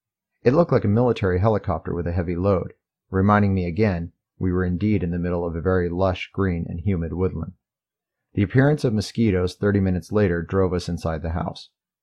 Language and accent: English; Ohio, United States; moved away; I had not listened to this sound since I was a youngster growing up in Ohio.